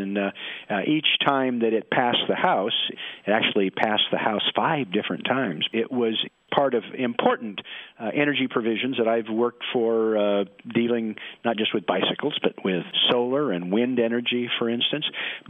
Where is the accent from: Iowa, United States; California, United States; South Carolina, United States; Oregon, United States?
Oregon, United States; Portland; I'm from Portland, Oregon, where it rains all the time, so we need rain gear.